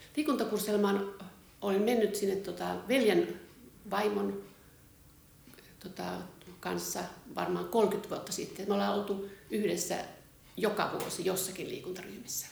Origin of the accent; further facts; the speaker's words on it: Laukaa, Central Finland, Finland; moved away as an adult; also born or lived in Espoo; mä oon syntyperäinen laukaalainen ja mä oon lukioaikaan ollut kansalaisopiston pukuompelussa.